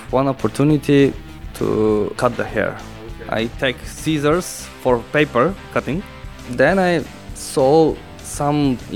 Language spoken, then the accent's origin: English; North Macedonia; English is a second language; now in Slovenia; I came here from Macedonia to Slovenia to make the Slovenian people beautiful and make uh, uh, more interesting and more representing hairstyles.